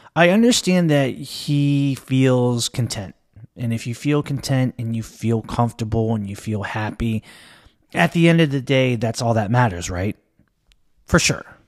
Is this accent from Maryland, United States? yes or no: yes; Maryland, United States; I'm born and raised in Maryland. I live in the Washington, D C metropolitan area.